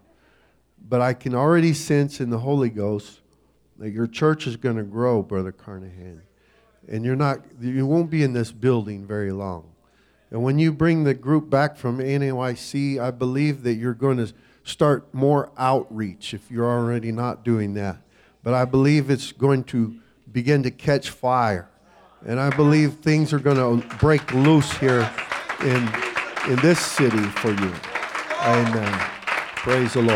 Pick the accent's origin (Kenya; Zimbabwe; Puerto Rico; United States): Kenya; now in Namibia; I was raised in Africa